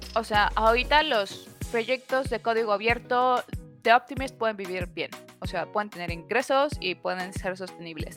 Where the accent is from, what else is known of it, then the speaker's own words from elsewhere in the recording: Mexico; como mexicana